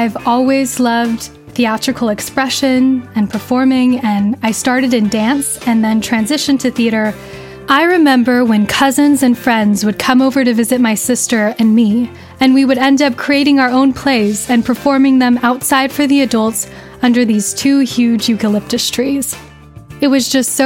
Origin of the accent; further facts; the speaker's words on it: Riverside County, Southern California, United States; I grew up in Southern California in Riverside County